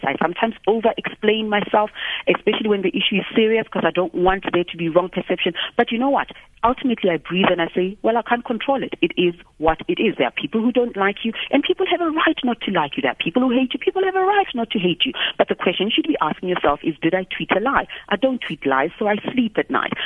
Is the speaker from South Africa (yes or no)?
yes; South Africa; I'm a South African.